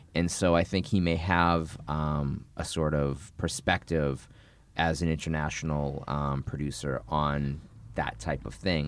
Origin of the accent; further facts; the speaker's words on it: north of Boston, Massachusetts, United States; I grew up in Boston, in, uh, north of Boston